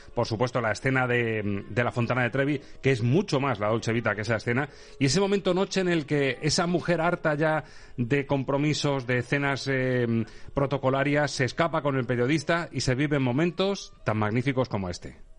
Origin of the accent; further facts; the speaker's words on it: Toledo, Castilla-La Mancha, Spain; siendo de Toledo